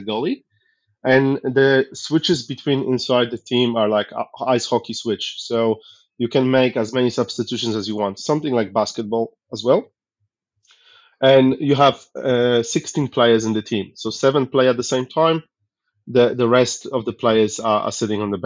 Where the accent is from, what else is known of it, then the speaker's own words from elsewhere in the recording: Poland; now in Australia; originally I come from Poland